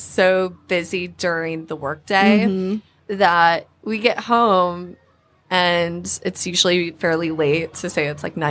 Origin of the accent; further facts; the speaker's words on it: Petoskey, Michigan, United States; I'm actually from a small town. It's called Petoskey, Michigan.